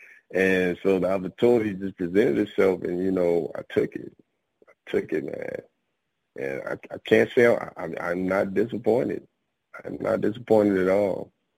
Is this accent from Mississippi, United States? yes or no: yes; Jackson, Mississippi, United States; moved away as an adult; I am originally from Jackson, Mississippi, man. I've been, you know, I was in the military, so I've kind of like been all over. But that is where I was originally born, in Jackson, Mississippi.